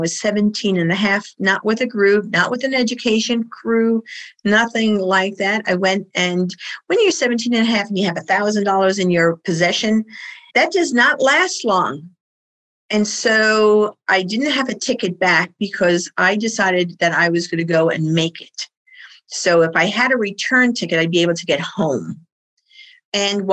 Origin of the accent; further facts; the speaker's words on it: New York City, New York, United States; I did grow up in New York City. You can tell from my voice and my accent